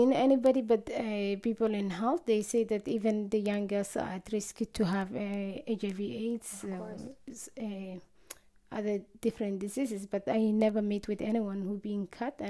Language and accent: English; Somalia; now in Ireland; I left Somalia during the war, and that was in 2006. And I came to Ireland as a refugee